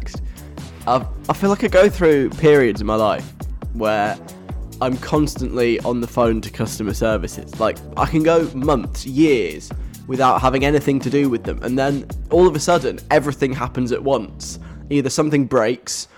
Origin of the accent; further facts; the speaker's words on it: London, United Kingdom; I'm like a Londoner